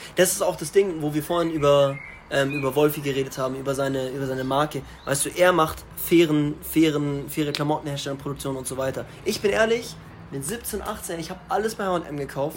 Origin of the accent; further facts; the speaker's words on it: Starnberg, Bavaria, Germany; ich komme aus Starnberg